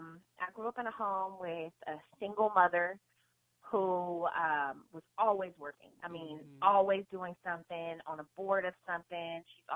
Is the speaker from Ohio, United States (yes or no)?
yes; Cincinnati, Ohio, United States; moved away as an adult; also born or lived in Nashville, Tennessee; now in Los Angeles, United States; I'm originally from Cincinnati, Ohio. I went to the School for Creative and Performing Arts there.